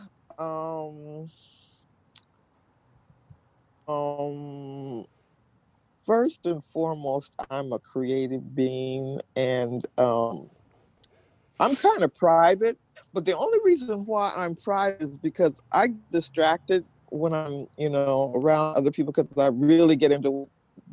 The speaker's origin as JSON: {"language": "English", "town": "Seattle", "region": "Washington", "country": "United States", "tie": "born or raised there", "said": "I'm from Seattle, Washington"}